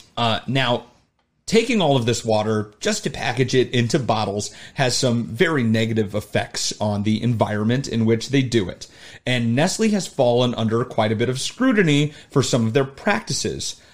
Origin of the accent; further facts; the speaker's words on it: Arizona, United States; now in Chicago, United States; me growing up in Arizona